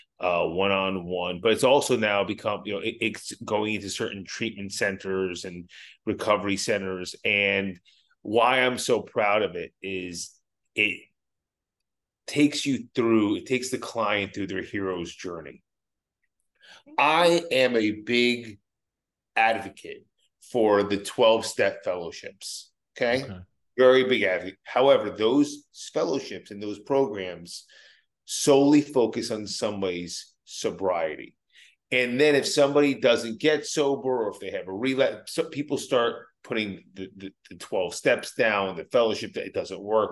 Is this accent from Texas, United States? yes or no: no; New Jersey, United States; I'm a kid from Jersey